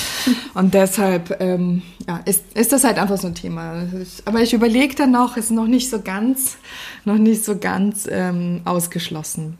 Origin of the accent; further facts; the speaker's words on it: Northern Germany, Germany; als Norddeutsche